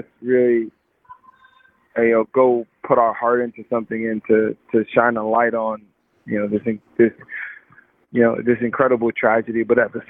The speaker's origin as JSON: {"language": "English", "town": "Los Angeles", "region": "California", "country": "United States", "said": "I come from South Central"}